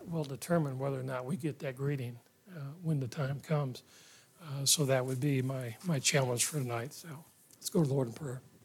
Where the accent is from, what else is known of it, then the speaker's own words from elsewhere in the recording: Ohio, United States; My parents took me to church at the end of the street when we grew up in Ohio